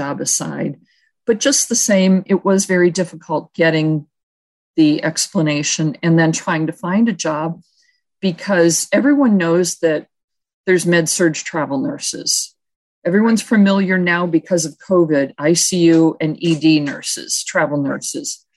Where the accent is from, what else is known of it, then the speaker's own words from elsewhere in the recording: Buffalo, New York, United States; moved away; also born or lived in Tucson, Arizona; I'm from Buffalo, New York, and my family's there